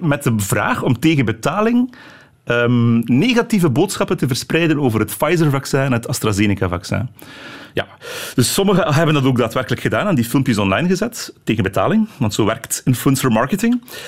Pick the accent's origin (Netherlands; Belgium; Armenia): Belgium; Flanders; bij ons in Vlaanderen